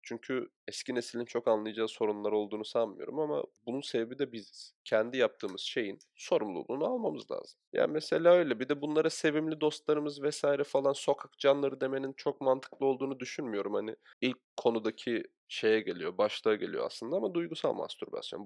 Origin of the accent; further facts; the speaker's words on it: Çatalca, Istanbul, Turkey; biz zaten Çatalca gibi bir yerde büyüdük.